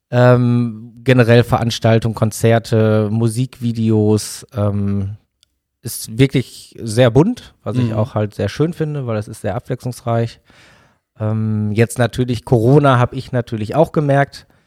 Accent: Bottrop, North Rhine-Westphalia, Germany; now in Dortmund, Germany; Also genau, also wobei gebürtig aus Bottrop.

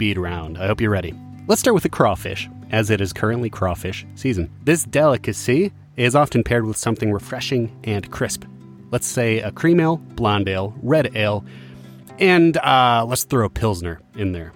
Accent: Iowa, United States; Growing up in Iowa

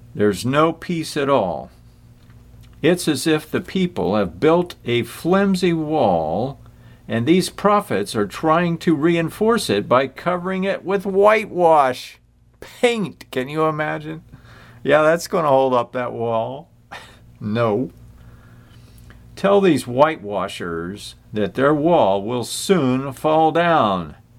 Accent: United States; I'm an American, I admit it.

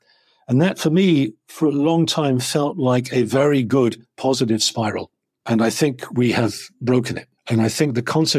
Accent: England, United Kingdom; particularly being English, India has a kind of a certain natural connection, as does Hong Kong. So, you know, so as an Englishman, I can travel to Hong Kong

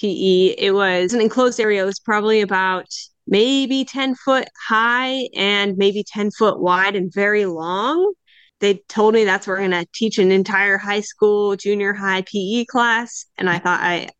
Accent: United States; moved away as an adult; also born or lived in Indiana; now in Canary Islands, Spain; Growing up in the States, being in cross country

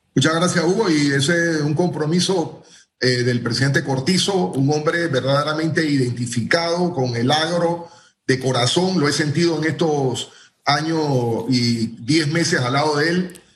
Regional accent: Panama; los trabajos que podemos hacer como panameños

